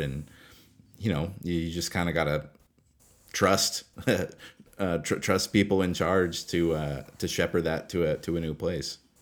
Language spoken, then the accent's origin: English; Alaska, United States; he and I grew up in Alaska together